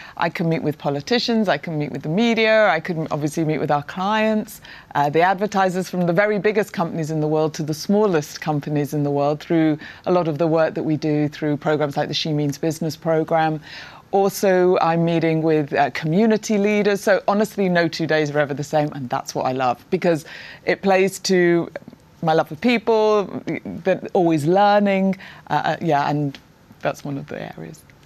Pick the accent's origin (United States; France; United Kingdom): United Kingdom; Prestwich, North West England; I grew up in the north of England uh, in Prestwich, Manchester